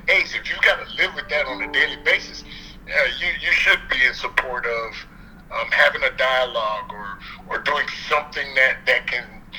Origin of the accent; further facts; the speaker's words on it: United States; I am an American